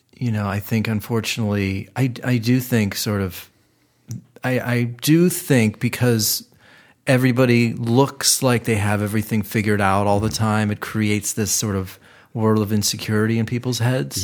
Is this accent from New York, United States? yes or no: no; Cleveland, Ohio, United States; now in Los Angeles, United States; Cleveland, apparently, my hometown